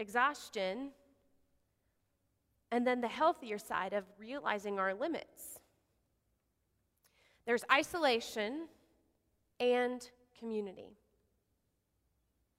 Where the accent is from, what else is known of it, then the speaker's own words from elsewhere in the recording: Odessa, Texas, United States; moved away; I grew up in West Texas, out in Odessa